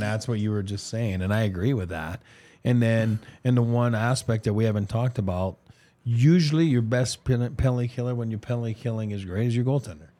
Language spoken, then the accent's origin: English; Montreal, Quebec, Canada; my hometown, the Bell Center in Montreal.